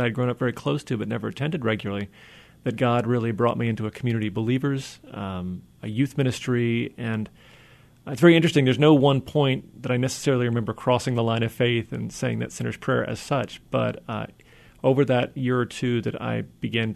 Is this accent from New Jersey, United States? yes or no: yes; New Jersey, United States; moved away as an adult; now in Seattle, United States; I'm a New Jersey native. That's where I'm from, born and raised.